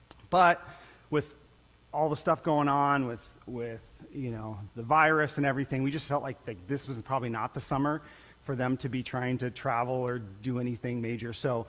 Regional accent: Colombia; Many of you guys knew I grew up in Colombia, South America, and as a missionary kid, and it was a pretty amazing time in my life.

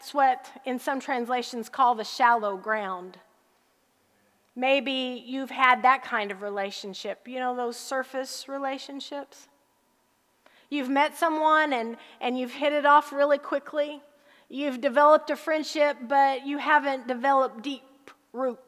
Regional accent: Harrisburg, Illinois, United States; moved away; also born or lived in Texas; I grew up in a little town in southern Illinois called Harrisburg

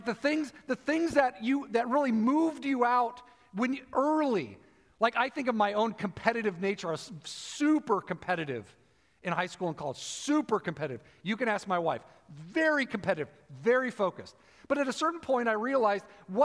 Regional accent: United States; as an American

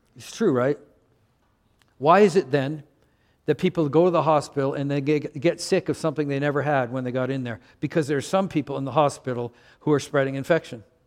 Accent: Canada; moved away; I'm from Canada.

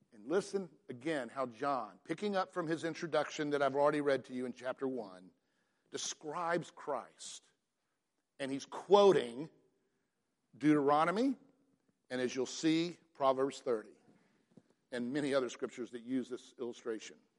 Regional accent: Atlanta, Georgia, United States; I grew up in Atlanta in the Buckhead region

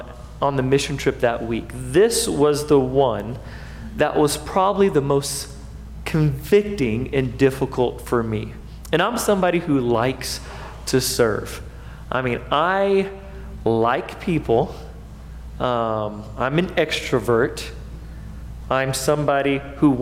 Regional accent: United States; as American Christians

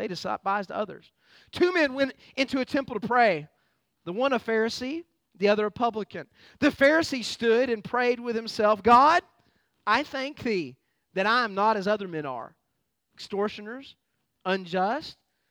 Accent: United States; I'm a proud American

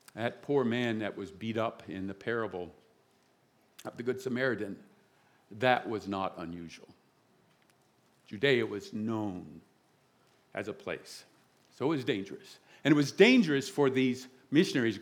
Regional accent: the South, United States; now in South Jersey, United States; I'm from the South

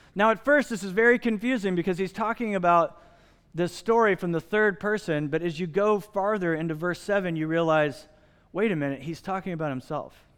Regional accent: Midwest, United States; moved away; I grew up in the Midwest

